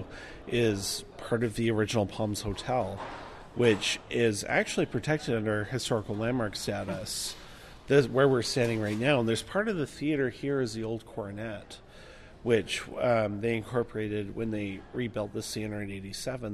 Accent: Victoria, British Columbia, Canada; I'm from Victoria, actually. So I frequent a lot of theaters in Victoria

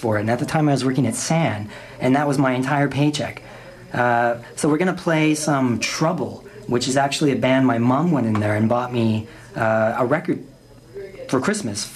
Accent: Ladner, British Columbia, Canada; I grew up in Ladner

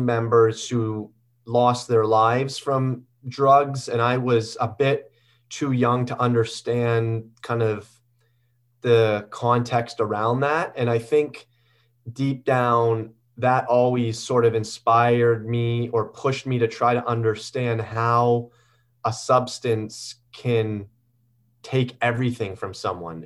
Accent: Guelph, Ontario, Canada; I grew up in Guelph, Ontario

